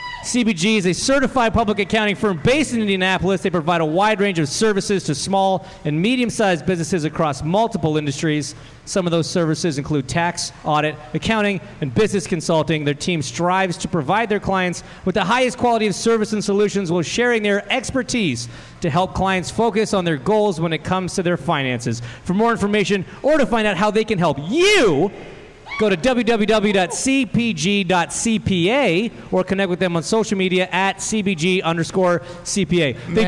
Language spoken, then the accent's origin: English; Canada; No, I understand the reference. I'm from Canada. I get it.